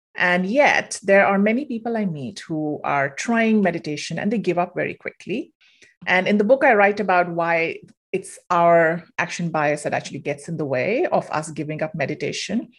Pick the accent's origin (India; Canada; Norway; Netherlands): India; moved away as an adult; I'm originally from India, moved here for grad school, stayed on